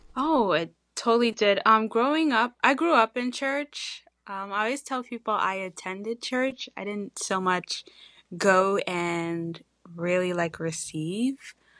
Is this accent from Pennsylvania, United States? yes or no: no; Long Island, New York, United States; we're from Long Island